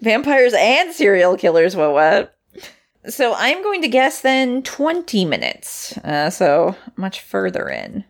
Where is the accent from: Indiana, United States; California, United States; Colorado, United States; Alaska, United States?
Alaska, United States; Anchorage; I'm from Anchorage, which is much further south